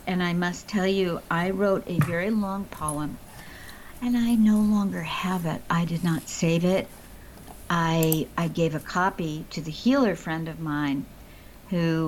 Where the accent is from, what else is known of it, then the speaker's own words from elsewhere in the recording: Chicago, Illinois, United States; moved away; I grew up in the actual city. If anyone's familiar with Chicago, I grew up in Hyde Park